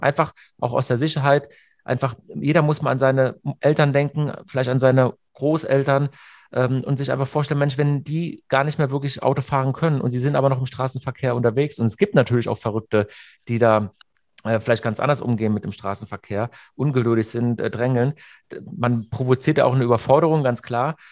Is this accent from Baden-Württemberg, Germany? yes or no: yes; near Hockenheim, Baden-Württemberg, Germany; wir sind ja beide äh, aus der Nähe von Hockenheim